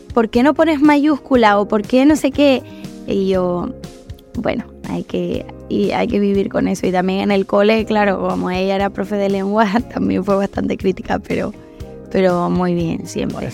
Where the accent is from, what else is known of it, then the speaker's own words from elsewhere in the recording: La Palma, Canary Islands, Spain; now in Madrid, Spain; pude cantarla allí en La Palma y, y bueno, con, mucha emoción. Y, nada, la verdad que fue muy cerquita de mi pueblo, de donde yo he, crecido